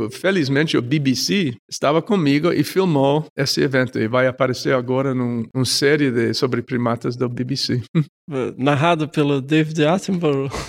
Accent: Carangola, Minas Gerais, Brazil; Na minha cidade natal tinha cinco espécies. Que, que cidade? Carangola

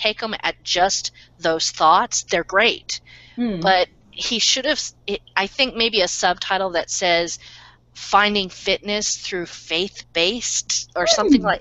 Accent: United States; as an American reader

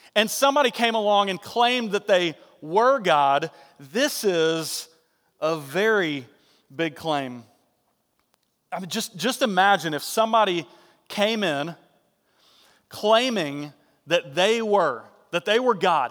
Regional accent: Marietta, Georgia, United States; Johnson Ferry Baptist Church over in Marietta, and he was like, uh, associate pastor, and everybody knew my dad growing up

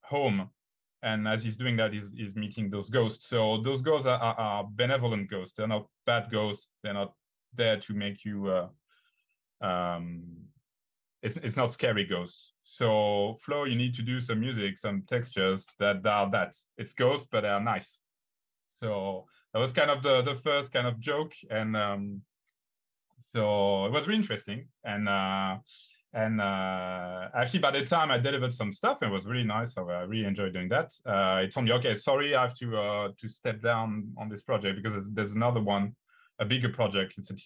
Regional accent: France; we're French

